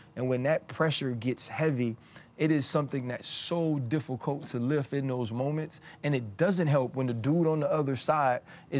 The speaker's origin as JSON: {"language": "English", "region": "Louisiana", "country": "United States", "said": "I'm from Louisiana."}